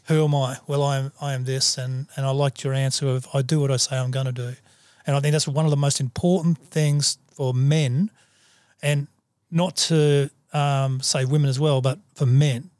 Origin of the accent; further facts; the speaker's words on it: Australia; I'm a human before I'm an Aussie